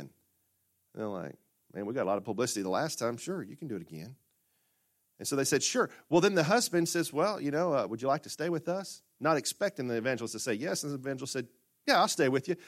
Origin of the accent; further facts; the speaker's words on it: Murfreesboro, Arkansas, United States; growing up in Murfreesboro, Arkansas